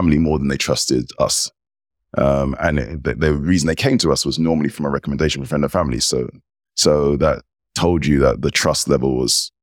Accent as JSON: {"language": "English", "region": "England", "country": "United Kingdom", "tie": "born or raised there", "said": "I'm British, English, member of the United Kingdom."}